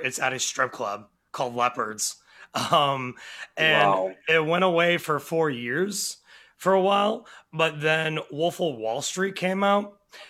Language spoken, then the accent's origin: English; Harrow, Ontario, Canada; my hometown of Hare, Ontario